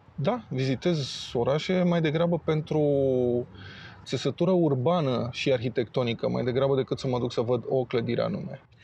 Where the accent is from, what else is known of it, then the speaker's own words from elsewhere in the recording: Romania; m-a întrebat de unde sunt, că am văzut că sunt străin și a zis că sunt din România